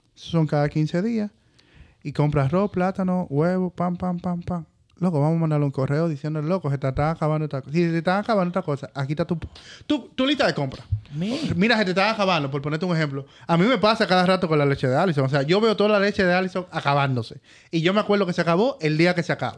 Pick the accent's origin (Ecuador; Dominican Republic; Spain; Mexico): Dominican Republic; nosotros como República Dominicana